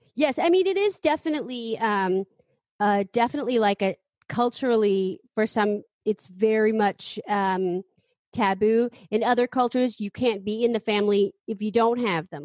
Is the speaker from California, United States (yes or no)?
yes; San Francisco, California, United States; I grew up in San Francisco